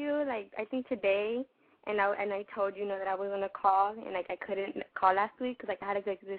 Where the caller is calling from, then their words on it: Los Angeles, California, United States; I'm 16 years old, and I'm from South LA.